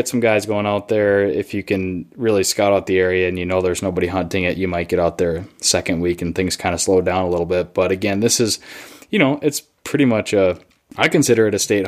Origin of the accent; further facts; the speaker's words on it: Minnesota, United States; also born or lived in Duluth, Minnesota; my home state, Minnesota, fellow Minnesota boy